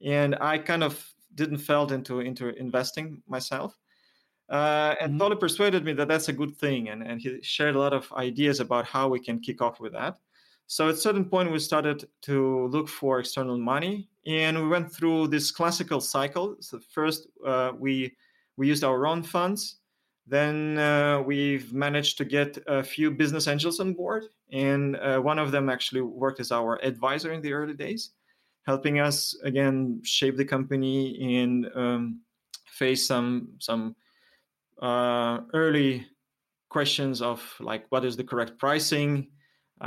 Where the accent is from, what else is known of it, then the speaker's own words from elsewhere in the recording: Moscow, Russia; moved away as an adult; now in Helsinki, Finland; I moved from Moscow, where I was born and lived my whole life, here to Finland, to Helsinki.